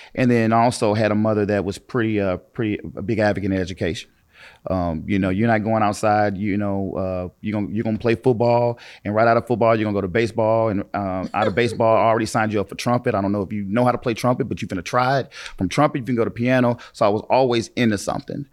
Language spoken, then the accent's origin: English; East St. Louis, Illinois, United States; I was born and raised in East Saint Louis, in Parkside